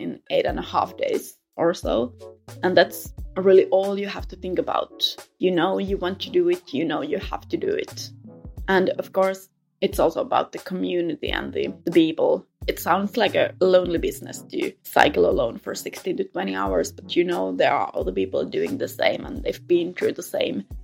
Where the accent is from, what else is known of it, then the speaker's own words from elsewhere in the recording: Helsinki, Uusimaa, Finland; I come from Helsinki, Finland.